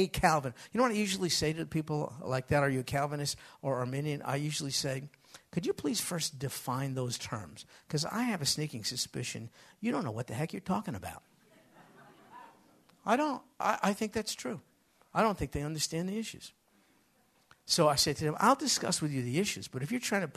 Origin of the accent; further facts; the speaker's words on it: United States; I grew up in America.